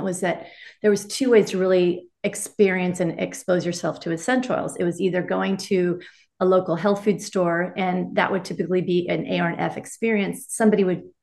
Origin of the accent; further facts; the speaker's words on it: Laguna Beach, California, United States; I'm from Laguna Beach.